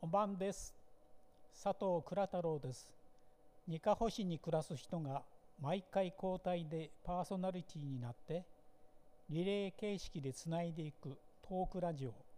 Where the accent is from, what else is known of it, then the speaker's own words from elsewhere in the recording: Nikaho, Akita, Japan; also born or lived in Ichikawa, Chiba; 生まれも育ちも鈴